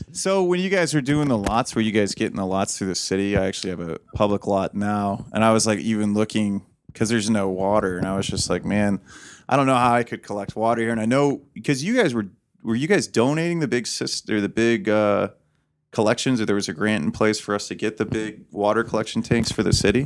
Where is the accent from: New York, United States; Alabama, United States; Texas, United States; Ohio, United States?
Ohio, United States; Toledo; I'm from Toledo